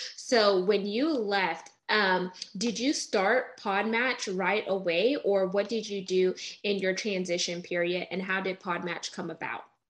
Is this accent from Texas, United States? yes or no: yes; Texas, United States; I was born in Texas